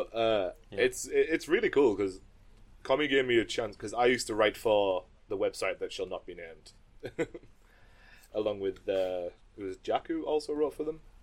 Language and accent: English; the north of England, United Kingdom; we are Northern English